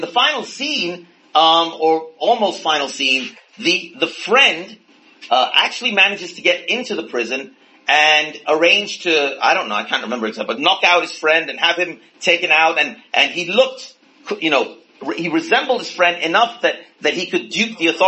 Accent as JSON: {"language": "English", "country": "India", "tie": "born or raised there", "said": "growing up in India, in a different religion"}